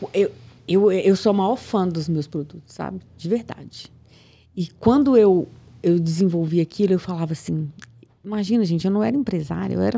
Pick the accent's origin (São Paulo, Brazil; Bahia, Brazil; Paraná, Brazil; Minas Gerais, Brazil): Minas Gerais, Brazil; Piracema; now in Belo Horizonte, Brazil; eu sou de Piracema, do interior de Minas, 120 quilômetros daqui